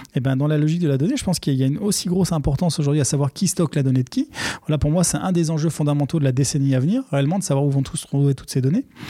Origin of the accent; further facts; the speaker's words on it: Aubervilliers, Île-de-France, France; je suis né et j'ai grandi à Aubervilliers